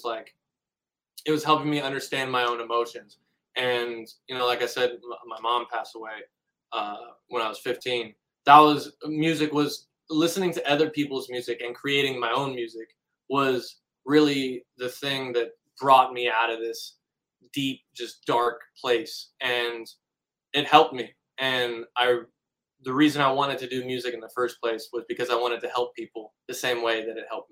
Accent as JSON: {"language": "English", "town": "Pasadena", "region": "California", "country": "United States", "tie": "born or raised there", "said": "I grew up in Pasadena, like right on the border of Pasadena and Altadena"}